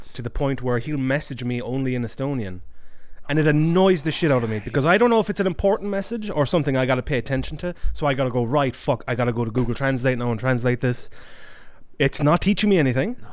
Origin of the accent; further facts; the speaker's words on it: Ireland; moved away; I was raised in Ireland